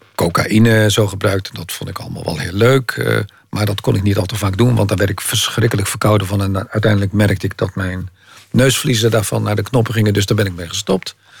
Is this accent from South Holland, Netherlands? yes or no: yes; Maassluis, South Holland, Netherlands; Maasluis, waar ik vandaan kom